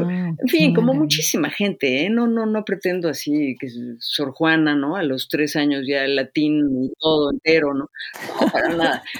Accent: Izamal, Yucatán, Mexico; pueblo donde yo nací en Yucatán, en Izamal

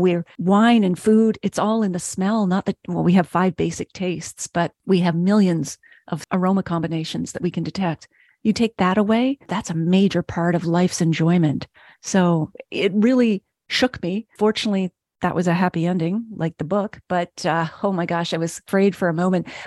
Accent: Nova Scotia, Canada; moved away; you know, I'm originally from Nova Scotia.

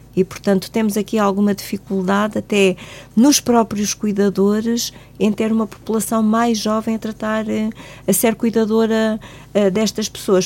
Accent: Algarve, Portugal; moved away as an adult; now in Guarda, Portugal; eu sou do Algarve

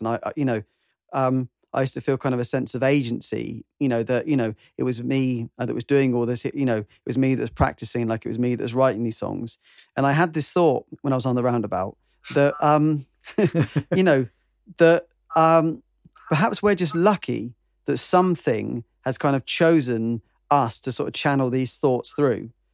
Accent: United Kingdom; I'm British

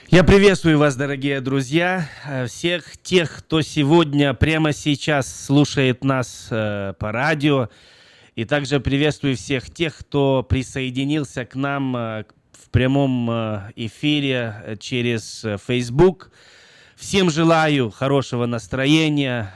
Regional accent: Brest, Brest Region, Belarus; я родился в Беларуси, город Брест

